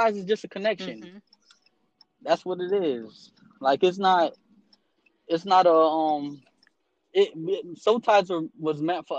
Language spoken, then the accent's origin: English; Miami, Florida, United States; I'm from Miami, Florida